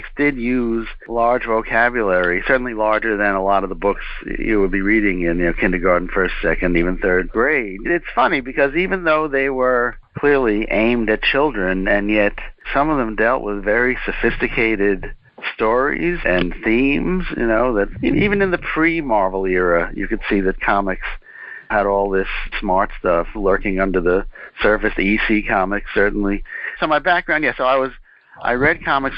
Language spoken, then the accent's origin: English; New York City, New York, United States; I was born and raised in pre-gentrification Manhattan